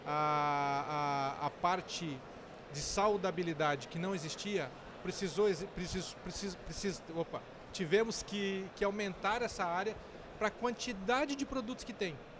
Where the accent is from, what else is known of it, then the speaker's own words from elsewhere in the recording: Rolândia, Paraná, Brazil; moved away; also born or lived in south of Santa Catarina; eu sou do norte do Paraná, mais precisamente na cidade de Rolândia, que é próxima a Londrina e saí de casa em 98